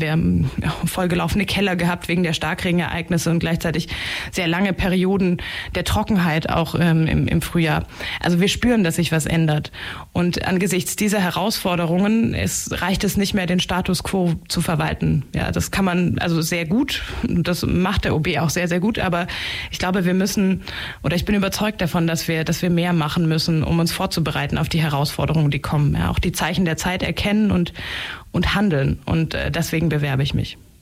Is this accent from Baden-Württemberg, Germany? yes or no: yes; Tübingen, Baden-Württemberg, Germany; moved away as an adult; also born or lived in Filderstadt; now in Ulm, Germany; geboren bin ich sogar in Filderstadt und äh, aufgewachsen aber in Tübingen